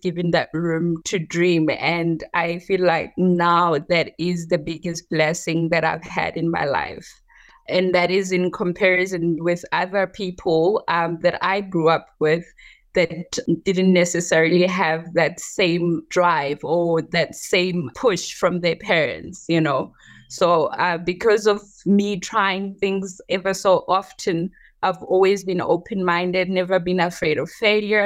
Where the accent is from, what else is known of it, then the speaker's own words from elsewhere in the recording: Johannesburg, Gauteng, South Africa; also born or lived in rural South Africa; Yes, I grew up in South Africa. I was partly raised in the rural parts of South Africa, and then we later moved to Johannesburg.